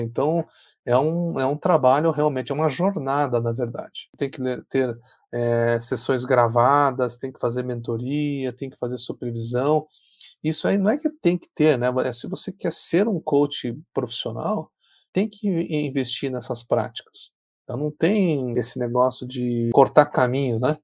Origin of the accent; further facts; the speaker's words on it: Paraná, Brazil; eu sou aqui do Paraná